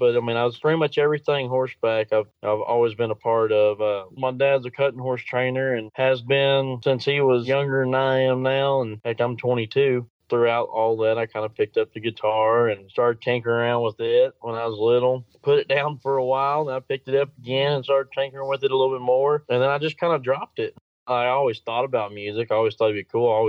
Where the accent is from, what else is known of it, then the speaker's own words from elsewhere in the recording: Corsicana, Texas, United States; my hometown of Corsicana